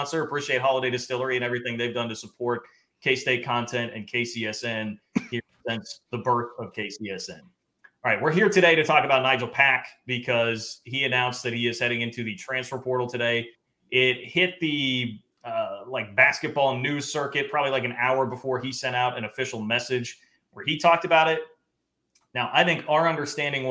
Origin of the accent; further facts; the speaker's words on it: Johnson County, Kansas, United States; I grew up in Johnson County.